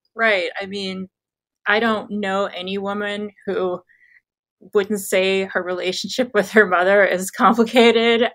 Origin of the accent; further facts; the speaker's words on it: Midwest, United States; born and raised in America, I couldn't feel more American, um, specifically Midwestern.